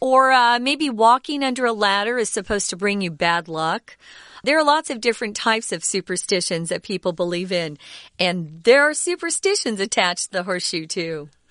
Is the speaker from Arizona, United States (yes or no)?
yes; Arizona, United States; moved away; I grew up in Arizona where there are a lot of cowboys